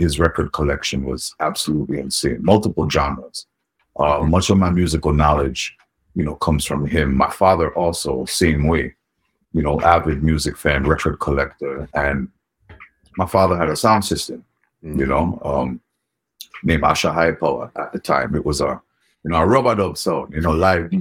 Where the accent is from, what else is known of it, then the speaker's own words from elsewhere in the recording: New York City, New York, United States; also born or lived in Jamaica; born and raised in New York City. Um, mm-hmm. You know, born in the Bronx. I spent most of my, I would say, my upbringing in Queens, and um, you know, a couple years in Jamaica